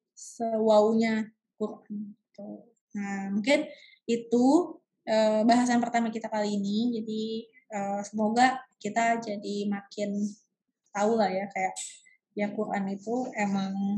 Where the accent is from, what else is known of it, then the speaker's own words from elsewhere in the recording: Indonesia; kita di Indonesia kita bilangnya ayat dan surat